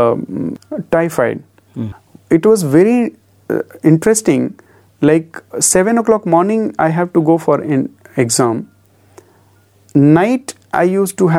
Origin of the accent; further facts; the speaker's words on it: Bijuri, Madhya Pradesh, India; moved away as an adult; also born or lived in Indore / Puttaparthi; I am from Bijuri.